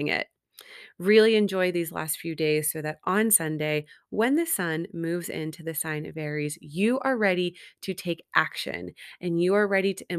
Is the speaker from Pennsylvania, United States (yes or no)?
yes; Greensburg, Pennsylvania, United States; now in California, United States; my hometown of Greensburg, Pennsylvania